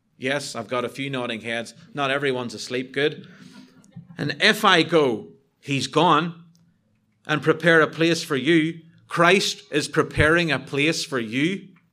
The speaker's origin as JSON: {"language": "English", "country": "United Kingdom", "said": "I'm British"}